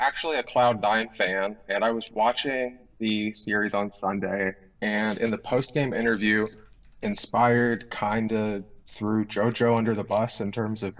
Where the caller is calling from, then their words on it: Columbus, Ohio, United States; I'm calling in from Columbus, Ohio.